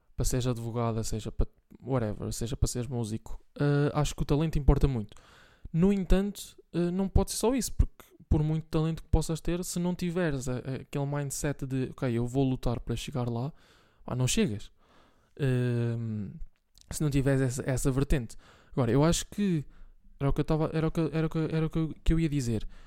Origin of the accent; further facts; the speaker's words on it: Bragança, Norte, Portugal; now in Santa Maria da Feira, Portugal; Bragança, que é de onde eu sou